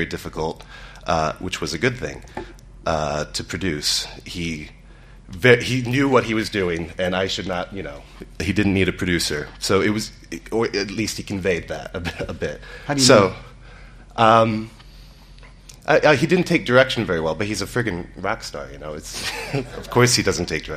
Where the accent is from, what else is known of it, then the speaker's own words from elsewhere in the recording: Cleveland, Ohio, United States; moved away; also born or lived in Chicago / London; I'm from Cleveland